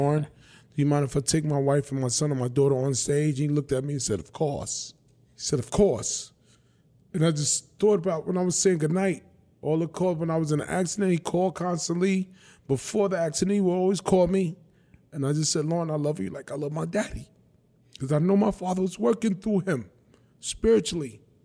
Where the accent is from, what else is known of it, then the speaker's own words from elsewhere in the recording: New York City, New York, United States; also born or lived in Bronx, New York; I was born and raised in Brooklyn. Tompkins Projects, nineteen sixty-eight. I grew up the first nine years of my life in Coney Island, Marlboro Projects. And then at thirteen, I went to live with my dad in the Bronx.